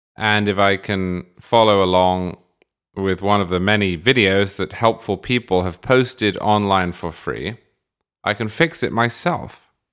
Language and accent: English; England, United Kingdom; moved away as an adult; now in United States; I was born in England in the nineteen eighties, and then I moved to America in the twenty tens